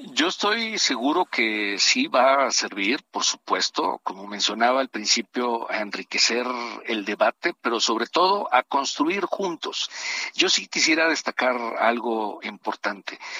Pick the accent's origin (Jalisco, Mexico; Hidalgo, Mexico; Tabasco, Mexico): Tabasco, Mexico; mi estado, yo soy tabasqueño